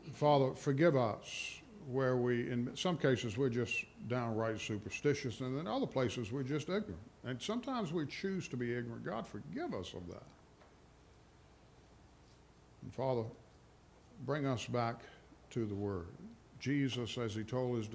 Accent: Rustburg, Virginia, United States; I'm from Rustburg, which is like the chief suburb of Lynchburg

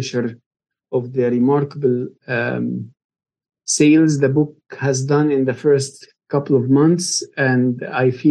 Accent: Egypt; moved away as an adult; now in Kentucky, United States; I was born and raised in Egypt in a Christian family, nominal Christian family

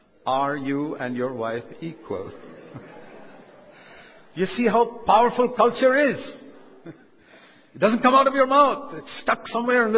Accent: India; I'm an Indian, but I'm an Indian second. I'm a Christian first

